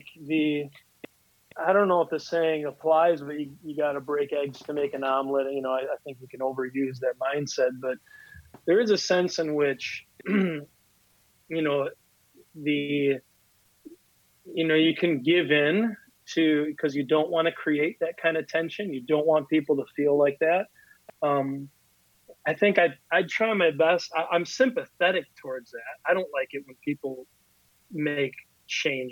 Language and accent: English; Lodi, Wisconsin, United States; I grew up in Lodi, Wisconsin, or at least I went to high school there